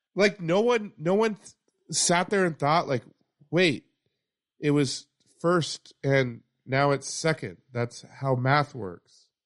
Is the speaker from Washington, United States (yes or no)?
yes; Yakima, Washington, United States; my home town of Yakima